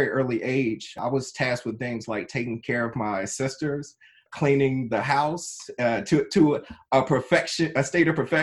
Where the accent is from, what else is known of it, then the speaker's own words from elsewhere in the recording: Trenton, New Jersey, United States; I was born in Trenton, New Jersey, very inner city environment